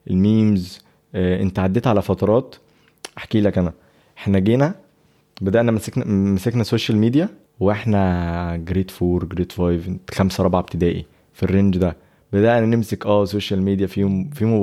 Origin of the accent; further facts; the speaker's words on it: Egypt; born there; انا بفتخر بيها ان انا مصري وان انا اتولدت في مصر ولسه بحافظ على اللغه بتاعتي سافرت هنا وهنا وهنا ولسه بتحافظ على المصري بتاعي